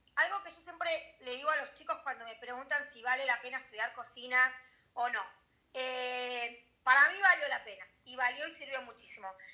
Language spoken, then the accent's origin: Spanish; Buenos Aires, Argentina; moved away; como buena argentina me tiro siempre mucho a lo que sabemos, a lo que crecimos